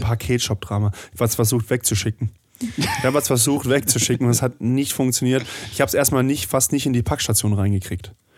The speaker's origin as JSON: {"language": "German", "region": "Swiss border region", "country": "Germany", "said": "ich komme ja aus der Grenzregion"}